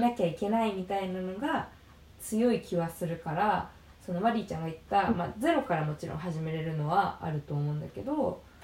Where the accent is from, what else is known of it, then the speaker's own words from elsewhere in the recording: Japan; 私はそう日本で生まれ育ってるから